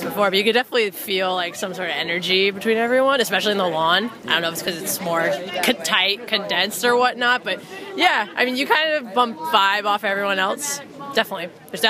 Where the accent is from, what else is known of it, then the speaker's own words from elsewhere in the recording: New York, United States; now in Massachusetts, United States; I'm originally from New York, moved to Mass, went to UMass, and here I am, first … concert.